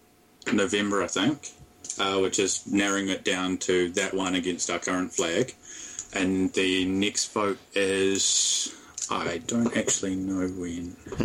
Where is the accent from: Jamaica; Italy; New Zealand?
New Zealand